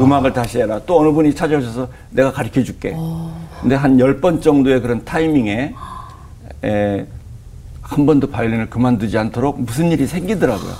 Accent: Daejeon, South Korea; 제가 고향이 대전인데

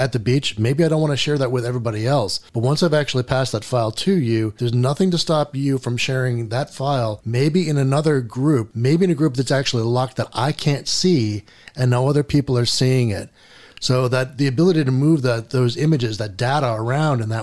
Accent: United States; as an American

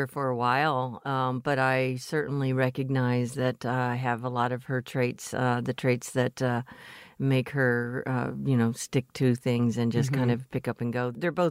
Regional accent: Mobile, Alabama, United States; born there; Well, I was born in Mobile, Alabama. My people are still in the Deep South. I was an Army brat. My dad was in the military, and we traveled extensively.

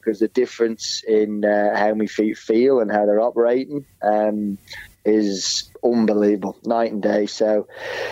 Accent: Perth, Western Australia, Australia; born or raised there

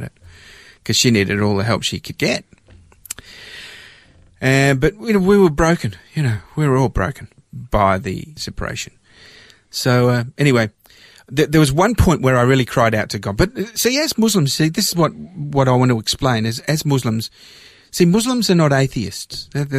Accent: Melbourne, Victoria, Australia; also born or lived in London / Cyprus (parents); in 1967, I was 7 years old, and our family immigrated to Australia, and we landed in Melbourne, and I grew up in Australia

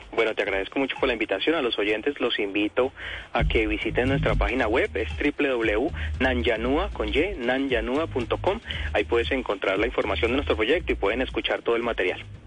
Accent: Colombia; somos los colombianos

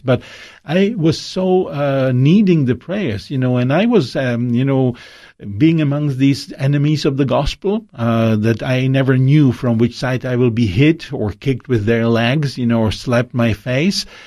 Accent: Czechia; my hometown in Czech Republic

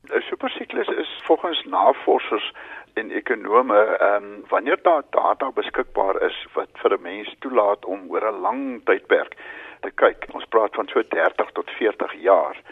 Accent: South Africa; as Suid-Afrikaners

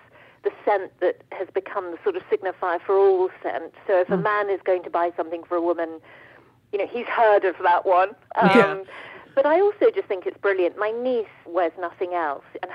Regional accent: United Kingdom; And my family, actually, we didn't, obviously, being British, we didn't do emotions

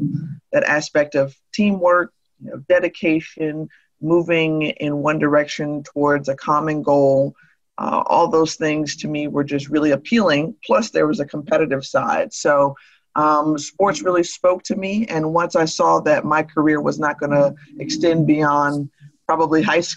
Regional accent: Tampa, Florida, United States; I was a part-time production assistant at a startup station in my hometown of Tampa.

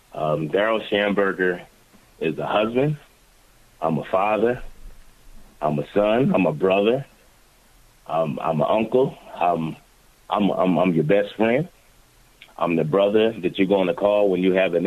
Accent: Philadelphia, Pennsylvania, United States; Philadelphia was my everything. Definitely was. It helped me mold into the person that I am.

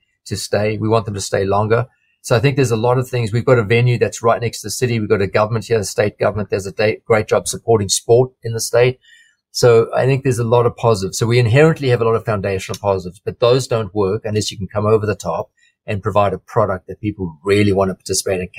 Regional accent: just north of Durban, KwaZulu-Natal, South Africa; moved away as an adult; now in Australia; I grew up I was born on the east coast of South Africa in a town called just north of Durban. And I spent my schooling years in South Africa

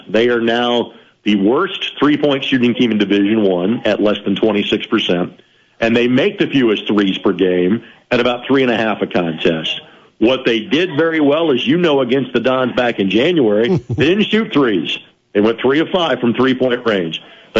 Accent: Lanesville, Indiana, United States; since it happens to be my hometown and I have several relatives playing on the team.

